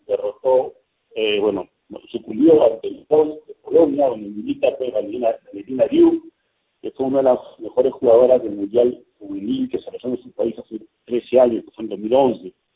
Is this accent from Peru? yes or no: yes; Peru